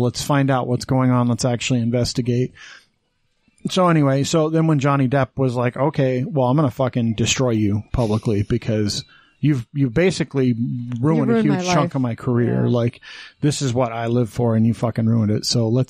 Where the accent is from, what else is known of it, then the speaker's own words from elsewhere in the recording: Green River, Wyoming, United States; moved away; Green River, Wyoming.